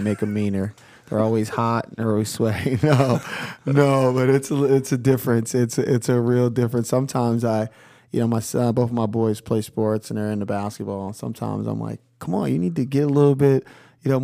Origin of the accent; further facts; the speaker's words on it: Philadelphia, Pennsylvania, United States; moved away as an adult; Yeah, so I'm originally from Philadelphia.